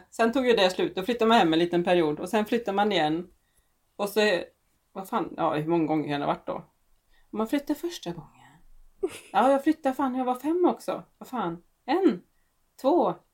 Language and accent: Swedish; Gothenburg, Västra Götaland, Sweden; also born or lived in Borås; Jag är riktig göteborgare.